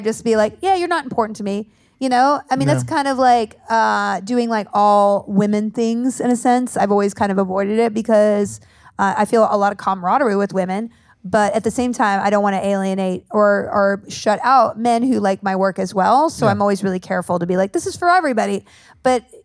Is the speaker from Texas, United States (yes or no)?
yes; Texas, United States; moved away; I grew up in Texas